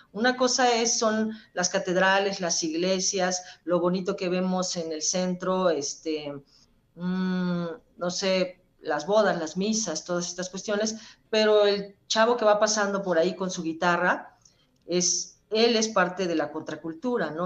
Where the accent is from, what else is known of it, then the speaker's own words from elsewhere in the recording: Puebla, Mexico; somos poblanos